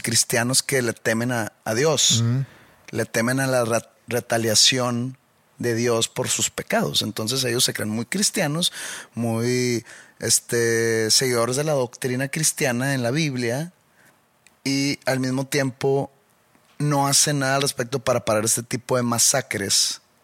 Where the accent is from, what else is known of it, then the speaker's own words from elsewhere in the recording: Mexico; soy latino o soy mexicano